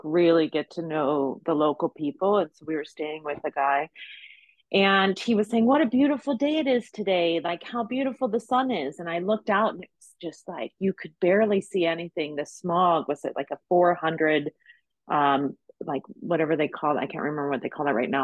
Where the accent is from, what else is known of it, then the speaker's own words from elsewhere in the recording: Ohio, United States; now in Las Vegas, United States; I'm from Ohio.